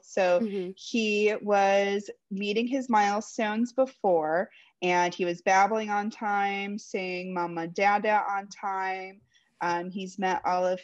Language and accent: English; Florida, United States; I'm from Florida, live in Tampa right now